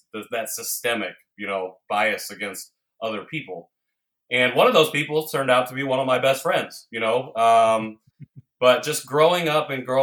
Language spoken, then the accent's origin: English; Indiana, United States; moved away; also born or lived in Seoul, South Korea / Chicago; I grew up in a very small, conservative, predominantly white town in Indiana